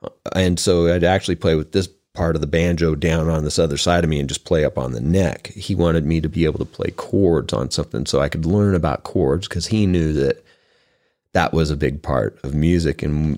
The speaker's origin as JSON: {"language": "English", "town": "Twin Falls", "region": "Idaho", "country": "United States", "tie": "born there", "said": "I was born in Twin Falls, Idaho."}